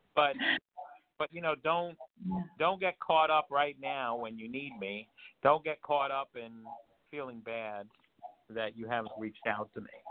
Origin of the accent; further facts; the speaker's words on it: New York, United States; moved away; I'm originally from New York